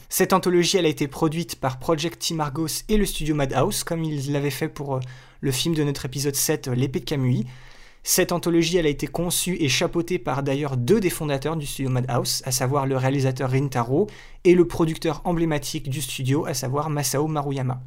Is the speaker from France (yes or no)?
yes; France; Chez nous en France